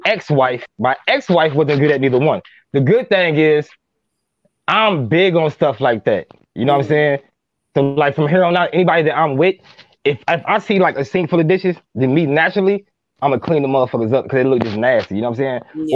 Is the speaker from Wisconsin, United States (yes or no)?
no; Minneapolis, Minnesota, United States; I'm from Minneapolis, Minnesota